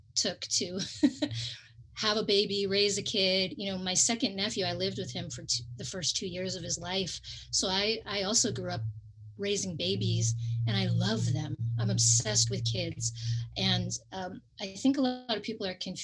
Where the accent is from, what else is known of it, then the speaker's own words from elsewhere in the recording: California, United States; growing up in California